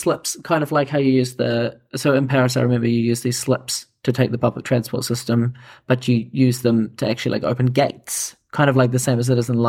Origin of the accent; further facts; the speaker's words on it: New Zealand; maybe that's just because I'm biased from New Zealand